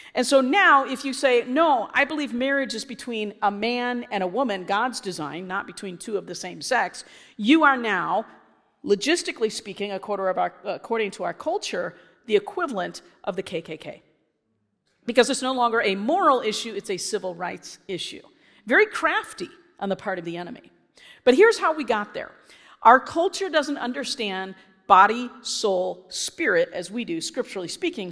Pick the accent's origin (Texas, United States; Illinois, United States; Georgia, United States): Illinois, United States; I was from Illinois.